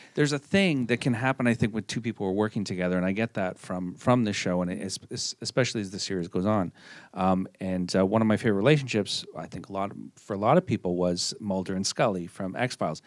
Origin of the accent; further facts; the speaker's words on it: Montreal, Quebec, Canada; my hometown